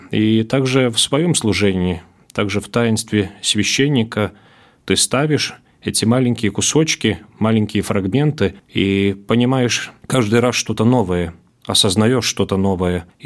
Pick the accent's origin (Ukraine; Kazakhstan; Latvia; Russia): Latvia; Latgale; also born or lived in Riga; Я родился в Риге, но всю жизнь практически в Латгалии живу